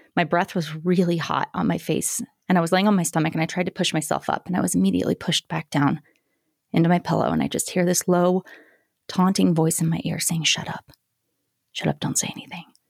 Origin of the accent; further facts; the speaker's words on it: Greeley, Colorado, United States; grew up in Greeley, Colorado